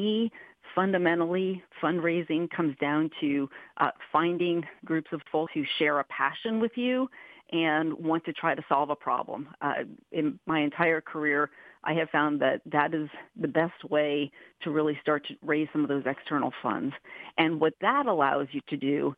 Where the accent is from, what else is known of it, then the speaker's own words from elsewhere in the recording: Poughkeepsie, New York, United States; now in Kansas, United States; I was originally from Poughkeepsie, New York